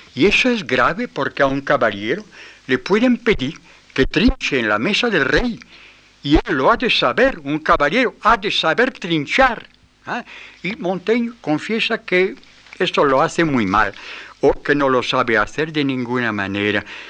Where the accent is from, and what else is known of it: France